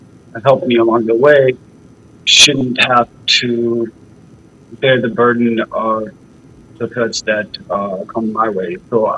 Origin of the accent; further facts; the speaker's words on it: Denver, Colorado, United States; moved away as an adult; I walk the streets of my hometown in Denver